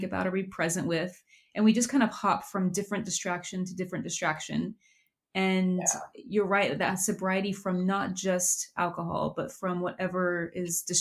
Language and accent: English; Oklahoma, United States; I'm from Oklahoma